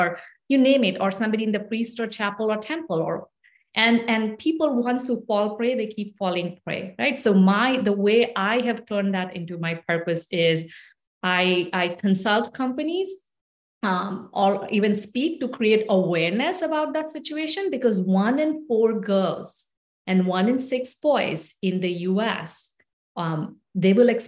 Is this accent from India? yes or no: yes; India; moved away as an adult; now in United States; ever since I grew up in India, I moved away from India when I married my husband.